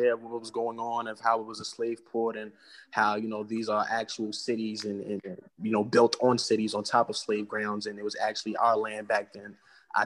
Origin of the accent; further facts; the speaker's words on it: New York City, New York, United States; now in Charleston, United States; I'm originally from Harlem, New York.